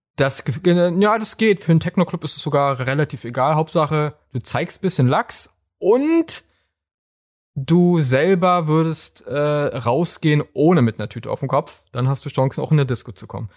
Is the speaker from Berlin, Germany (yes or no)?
yes; Berlin, Germany; bei uns in Berlin